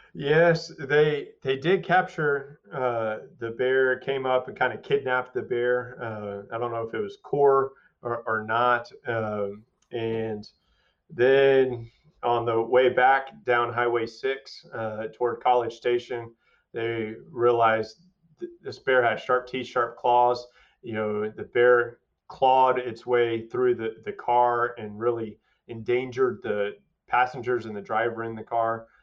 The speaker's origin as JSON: {"language": "English", "town": "Waco", "region": "Texas", "country": "United States", "tie": "born or raised there", "said": "growing up around Baylor and family around Baylor"}